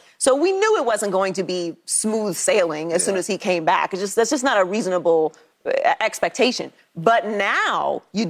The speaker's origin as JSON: {"language": "English", "town": "Pittsburgh", "region": "Pennsylvania", "country": "United States", "tie": "born or raised there", "said": "I'm born and raised in Pittsburgh"}